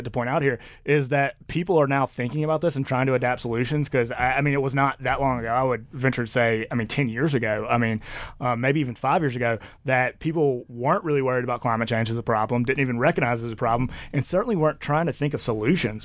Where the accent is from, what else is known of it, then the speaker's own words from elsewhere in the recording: Mississippi, United States; I grew up in Mississippi